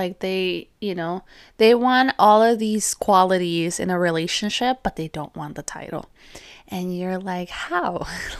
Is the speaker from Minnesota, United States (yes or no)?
no; California, United States; And obviously me, I was from California and grew up most of my life here.